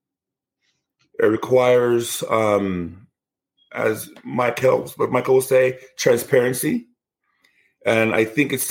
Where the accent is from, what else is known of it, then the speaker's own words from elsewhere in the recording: Nigeria; Where I come from in Nigeria, I'm from the Igbo tribe